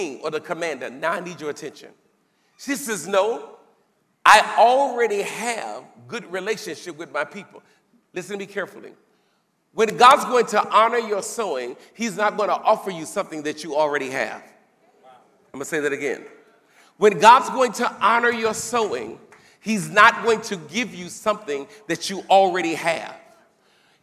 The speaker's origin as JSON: {"language": "English", "country": "United States", "said": "I'm from America"}